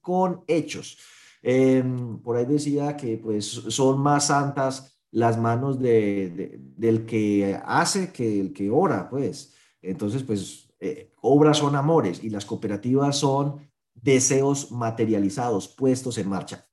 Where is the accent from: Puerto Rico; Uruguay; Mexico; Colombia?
Colombia; somos colombianos